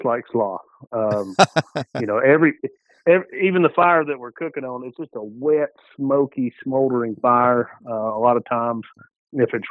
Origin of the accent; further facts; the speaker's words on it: Georgia, United States; I'm from Georgia